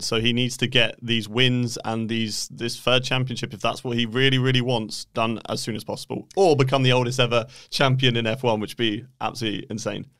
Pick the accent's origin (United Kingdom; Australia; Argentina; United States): United Kingdom; I am British